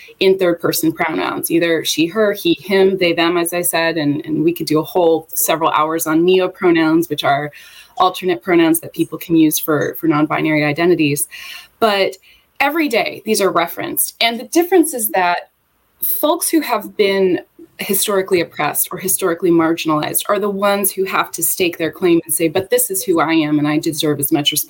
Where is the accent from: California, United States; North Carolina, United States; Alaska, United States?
North Carolina, United States; Charlotte; moved away as an adult; I am from the Charlotte area, was raised here.